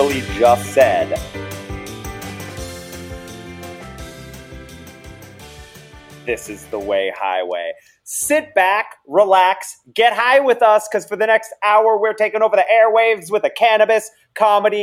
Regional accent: Massachusetts, United States; I'm from Massachusetts, right? And the drive from the airport to where I live is down just like one specific highway, Route 1

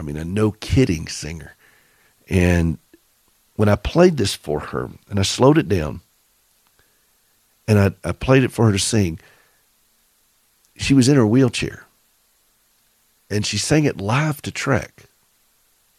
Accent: the South, United States; accent: southern; Forgive my southern accent

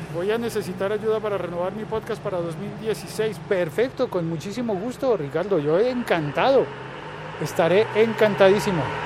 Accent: Bogotá, Colombia; como bogotano

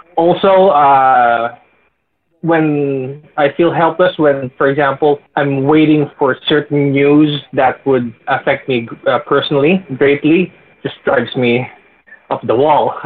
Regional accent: Philippines; I'm from the Philippines, we don't have Halloween

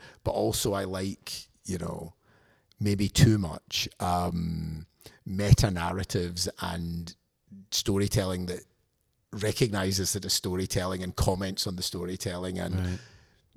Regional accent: Glasgow, Scotland, United Kingdom; moved away as an adult; now in United States; I'm from Glasgow

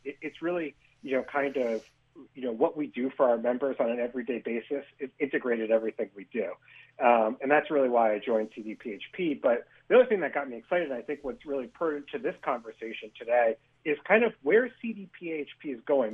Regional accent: Hudson Valley, New York, United States; I'm originally from the Hudson Valley

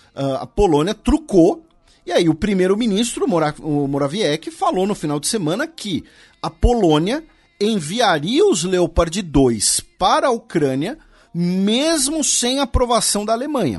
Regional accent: Brazil; nós brasileiros

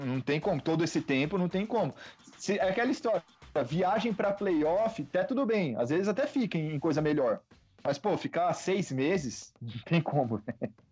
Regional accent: Bauru, São Paulo, Brazil; eu sou de Bauru, fui para São Paulo, aí a pandemia eu voltei para Bauru.

